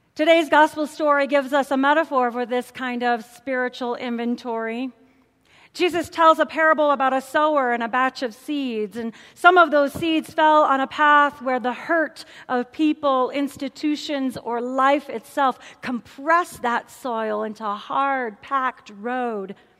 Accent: St. Louis, Missouri, United States; I'm a city girl. I grew up in St. Louis, Missouri

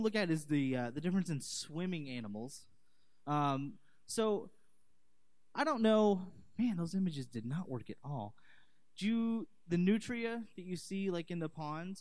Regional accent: Fort Worth, Texas, United States; moved away as an adult; I was born and raised in Texas. I lived in Fort Worth for most of my life, went to one school my entire life

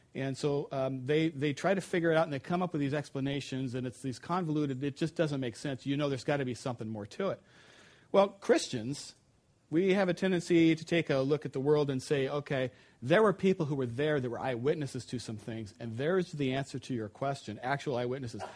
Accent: United States; as an American

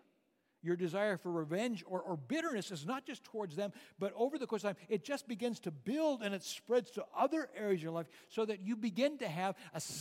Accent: Bowdon, North Dakota, United States; when I was a boy growing up in North Dakota, a small little town, Bowdoin, 250 people in the town at that time

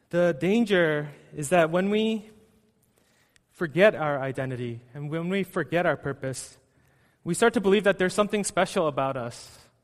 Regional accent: United States; also born or lived in New York City; I was born and raised in the States

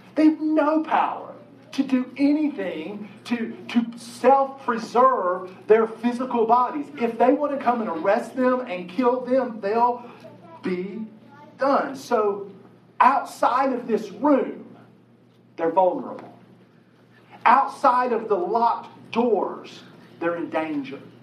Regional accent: Chapmanville, West Virginia, United States; I grew up in Chapmanville, West Virginia, total population of 1,432

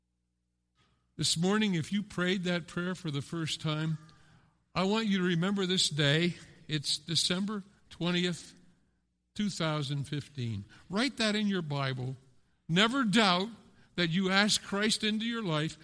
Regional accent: Pennsylvania, United States; now in Westerlo, United States; I grew up in Pennsylvania

